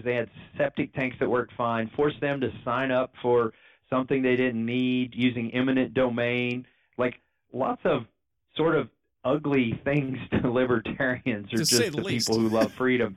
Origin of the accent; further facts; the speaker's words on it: Kentucky, United States; also born or lived in Massachusetts; I grew up in Kentucky